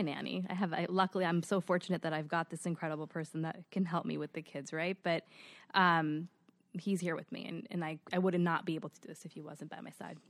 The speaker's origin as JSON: {"language": "English", "town": "New York City", "region": "New York", "country": "United States", "tie": "born or raised there", "also_born_or_lived": "Forest Hills / Long Island", "said": "born and raised in Queens"}